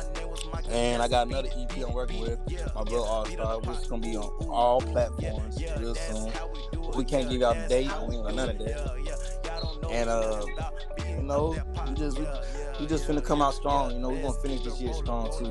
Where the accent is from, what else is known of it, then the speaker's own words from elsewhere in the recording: Florida, United States; I'm from Florida, you feel me? I was basically born down here, you feel me? Been down my whole life